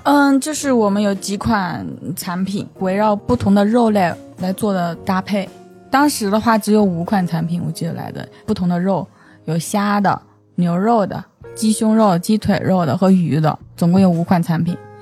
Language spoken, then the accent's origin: Chinese; Hubei, China; now in Beijing, China; 我是湖北人